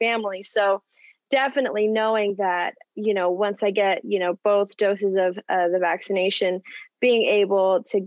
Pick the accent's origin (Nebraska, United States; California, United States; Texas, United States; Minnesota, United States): Nebraska, United States; I'm from Nebraska, and I go to college